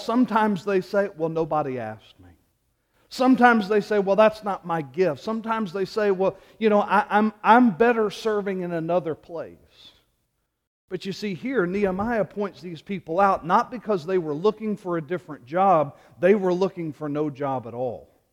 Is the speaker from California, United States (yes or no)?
no; Louisiana, United States; moved away; Growing up in Louisiana and being a graduate of L S U